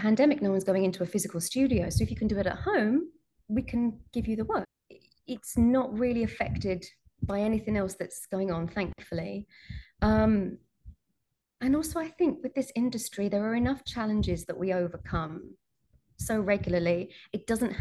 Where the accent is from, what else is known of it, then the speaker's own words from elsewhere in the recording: United Kingdom; I'm British